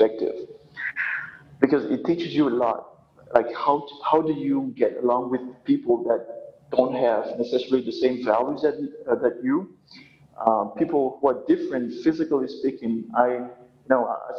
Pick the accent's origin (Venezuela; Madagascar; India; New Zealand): Madagascar; northwestern coast of Madagascar; moved away as an adult; now in Antananarivo, Madagascar; I'm originally from the, northwestern coast of Madagascar